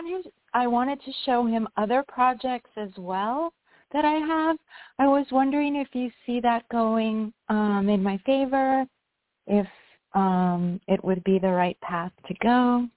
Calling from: New York, United States; I'm calling from New York

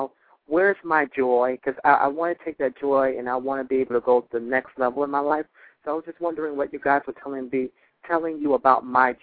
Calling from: Florida, United States; I'm calling you from Florida as well.

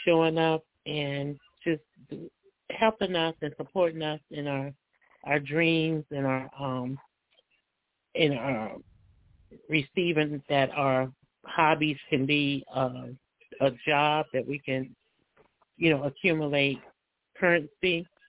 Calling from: Cincinnati, Ohio, United States; I'm calling from Cincinnati, Ohio.

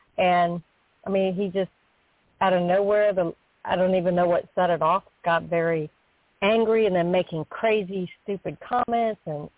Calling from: Florida, United States; I'm calling from Florida.

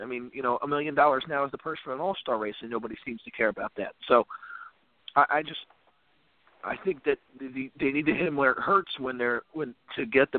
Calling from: Virginia, United States; in Virginia.

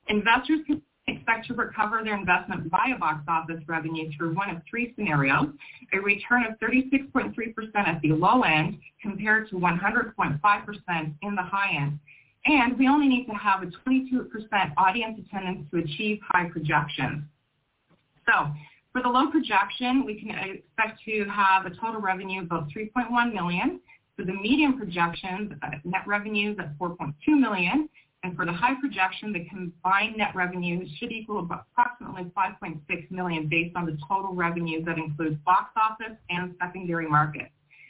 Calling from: Toronto, Ontario, Canada; I'm actually checking in from Toronto, Ontario, Canada.

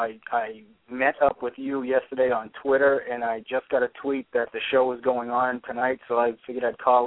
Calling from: New Hampshire, United States; I'm in New Hampshire.

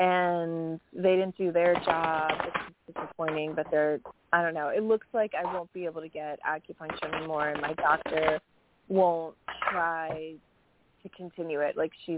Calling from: New York, United States; Hi, … from New York.

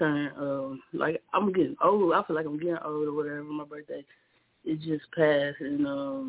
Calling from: Alabama, United States

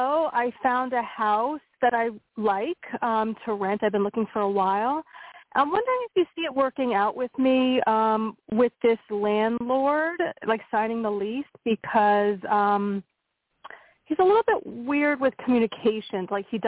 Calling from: Pennsylvania, United States; Hey, it's … from Pennsylvania.

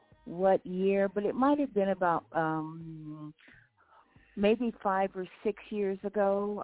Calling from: Moreno Valley, California, United States; I'm calling from Moreno Valley.

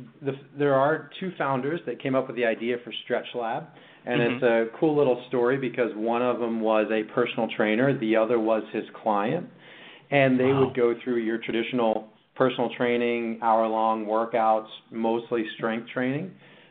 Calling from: California, United States; Well, I am in sunny Southern California this morning.

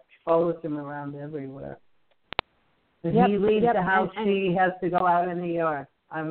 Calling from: Alabama, United States; I'm calling from Alabama.

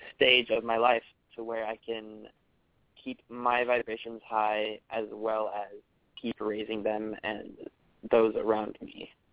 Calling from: Menlo Park, California, United States; I am calling from Menlo Park

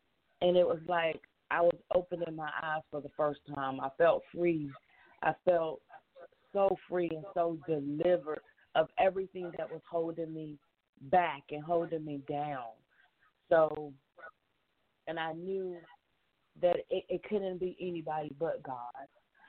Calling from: Monroe, Georgia, United States; I'm calling from Monroe, Georgia.

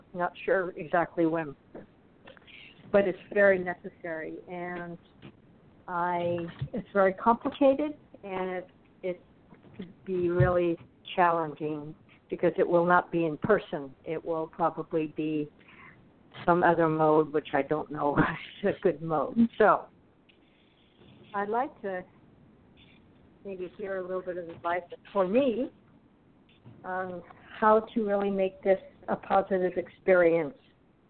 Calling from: Arizona, United States; I'm calling from Arizona.

